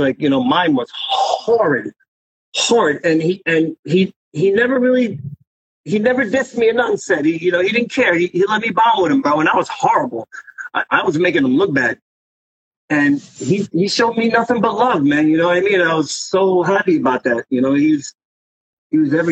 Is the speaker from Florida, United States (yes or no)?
no; New York City, New York, United States; we're both Queens, we're both from Forest Hills.